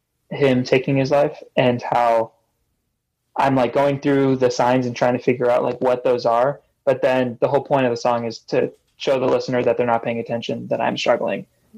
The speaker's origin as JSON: {"language": "English", "region": "California", "country": "United States", "tie": "born or raised there", "said": "I played the Constellation Room in Orange County, my hometown"}